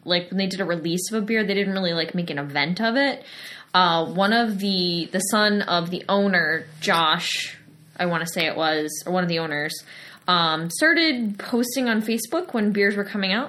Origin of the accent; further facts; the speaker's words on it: Webster, New York, United States; Knucklehead Craft Brewing in Webster, New York. So for me, it's my hometown beer. It's literally brewed minutes from where we're sitting at the moment